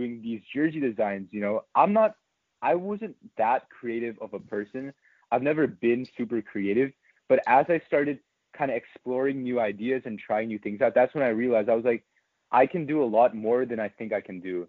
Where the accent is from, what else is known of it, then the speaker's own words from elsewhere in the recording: San Francisco, California, United States; now in Seattle, United States; I was actually born in San Francisco, so I grew up in the Bay Area.